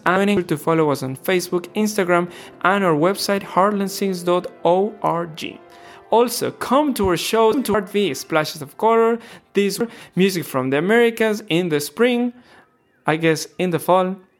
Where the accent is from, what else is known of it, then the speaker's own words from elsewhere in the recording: Ecuador; moved away; I'm from Ecuador